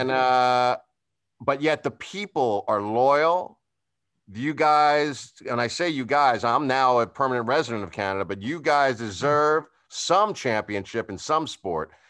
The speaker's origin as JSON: {"language": "English", "area": "Long Island", "region": "New York", "country": "United States", "also_born_or_lived": "Los Angeles", "moved": "as an adult", "said": "I'm from New York. I'm from Long"}